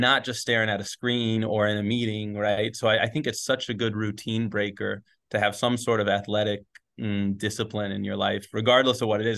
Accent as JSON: {"language": "English", "town": "Gainesville", "region": "Florida", "country": "United States", "tie": "born or raised there", "also_born_or_lived": "Sewanee, Tennessee", "moved": "as an adult", "lives_now": "Spain", "said": "I grew up, I grew up in Gainesville."}